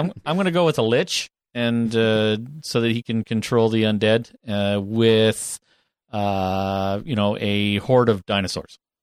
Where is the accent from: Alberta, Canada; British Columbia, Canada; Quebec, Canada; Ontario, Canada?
Ontario, Canada; Northern; I grew up there in Northern Ontario